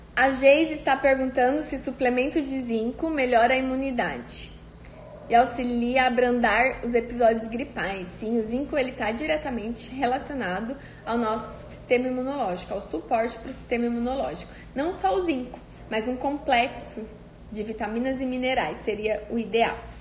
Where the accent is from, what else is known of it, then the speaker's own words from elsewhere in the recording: Cândido Mota, São Paulo, Brazil; moved away; lá da minha cidade, de Cândido Mota